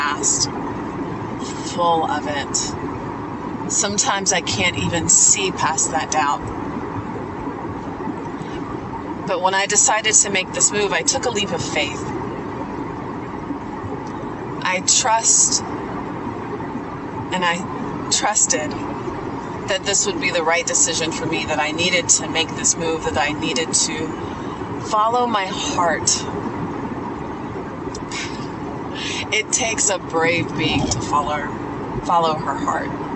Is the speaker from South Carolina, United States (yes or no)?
yes; South Carolina, United States; also born or lived in Los Angeles, United States; now in Atlanta, United States; I grew up in back in South Carolina